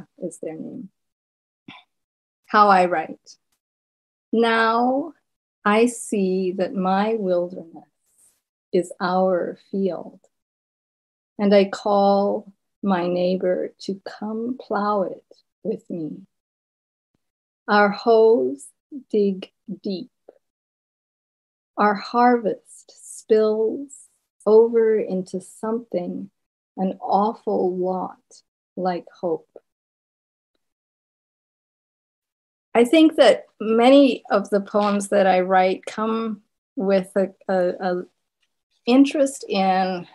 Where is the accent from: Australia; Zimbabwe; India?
Zimbabwe; first language Shona; English is a second language; moved away as an adult; now in United States; my first language had been Shona, growing up in Zimbabwe